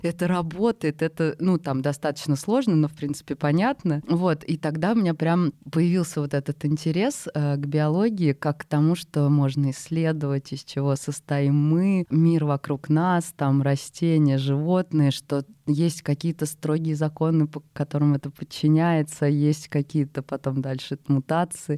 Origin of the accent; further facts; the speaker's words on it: Moscow Oblast, Russia; я из Подмосковья